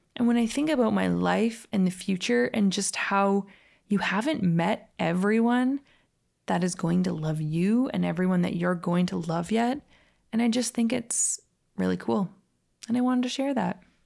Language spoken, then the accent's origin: English; Calgary, Alberta, Canada; moved away; also born or lived in Los Angeles; I actually grew up in that exact same neighborhood in Calgary called Edgemont.